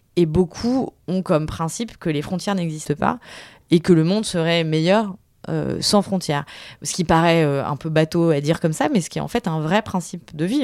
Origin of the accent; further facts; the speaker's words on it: Tours, Centre-Val de Loire, France; also born or lived in New York / China / Lille; now in Paris, France; je viens de Tours, ce qui est pas loin de Paris